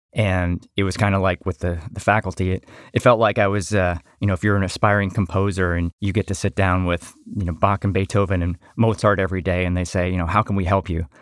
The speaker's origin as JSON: {"language": "English", "town": "Atlanta", "region": "Georgia", "country": "United States", "also_born_or_lived": "Connecticut", "said": "I'm originally from Atlanta"}